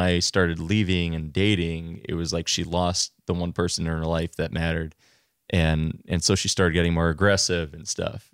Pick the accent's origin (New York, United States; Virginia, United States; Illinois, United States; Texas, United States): New York, United States; Long Island; moved away as an adult; also born or lived in Queens, New York; now in Vermont, United States; I'm originally from Long Island. I, uh, born in Queens and kind of progressed out towards center each. And, um, I grew up an only child